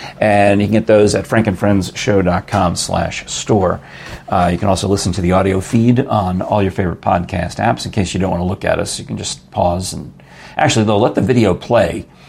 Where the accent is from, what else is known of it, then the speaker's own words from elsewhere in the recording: Yonkers, New York, United States; moved away; I grew up in Yonkers. My parents are from the Bronx.